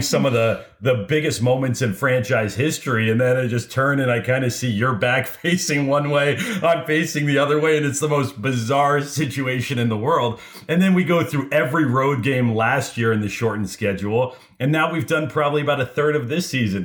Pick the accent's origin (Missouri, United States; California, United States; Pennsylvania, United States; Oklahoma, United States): California, United States; Los Angeles; I grew up in Los Angeles